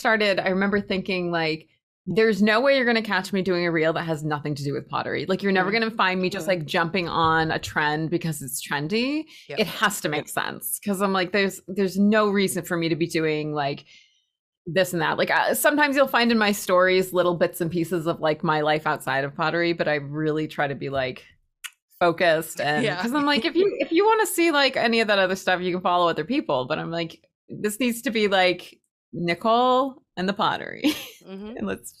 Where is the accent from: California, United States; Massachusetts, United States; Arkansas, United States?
Massachusetts, United States; Spencer; Well, I'm from, it's a smaller town called Spencer.